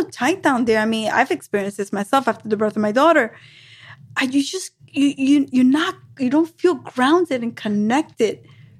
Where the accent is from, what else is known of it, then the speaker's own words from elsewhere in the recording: New York, United States; I'm from New York. That's how we say it.